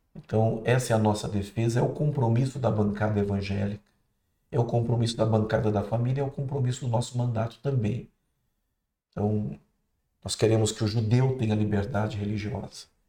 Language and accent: Portuguese; Santa Isabel, Brazil; quando eu era criança, em Santa Isabel